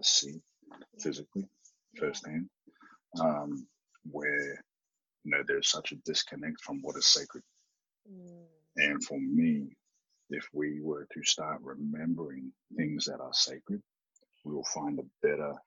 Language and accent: English; New Zealand; I am Māori from New Zealand